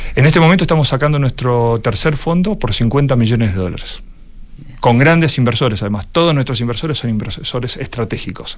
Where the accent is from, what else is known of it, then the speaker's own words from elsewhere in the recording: Argentina; accent: Argentine; mi acento este, argentino, clarísimo